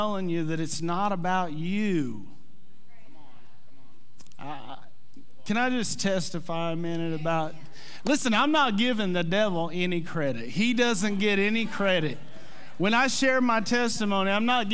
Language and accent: English; Mannford, Oklahoma, United States; I'm from Manford.